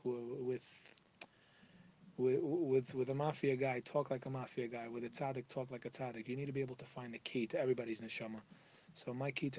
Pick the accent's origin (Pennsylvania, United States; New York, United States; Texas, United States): New York, United States; New York City; I'm from New York, born and raised in Queens.